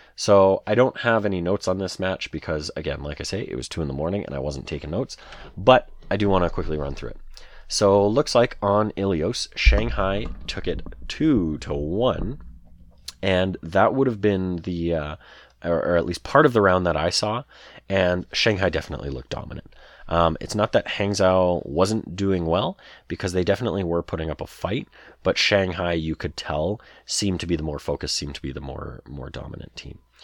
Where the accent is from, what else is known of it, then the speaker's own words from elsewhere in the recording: Canada; I'm Canadian